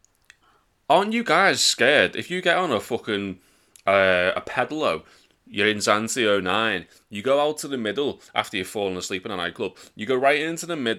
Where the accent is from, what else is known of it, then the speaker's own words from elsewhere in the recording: Birkenhead, North West England, United Kingdom; we're from Birkenhead.